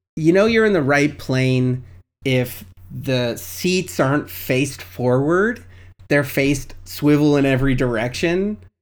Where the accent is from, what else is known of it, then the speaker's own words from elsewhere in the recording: Canada; as a Canadian